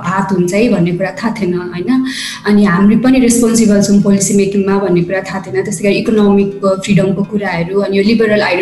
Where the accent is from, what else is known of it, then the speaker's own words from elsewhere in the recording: Biratnagar, Koshi Province, Nepal; म चाहिँ province number one विराटनगरबाट